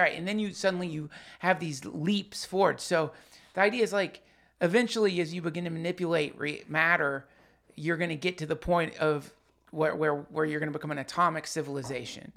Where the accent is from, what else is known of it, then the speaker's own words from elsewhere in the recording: Hendersonville, North Carolina, United States; when I was growing up in Hendersonville, North Carolina